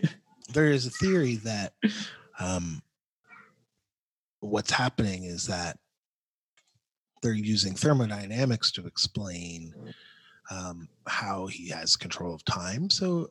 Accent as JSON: {"language": "English", "country": "Canada", "said": "as a Canadian. I liked the part where he hates on the Americans."}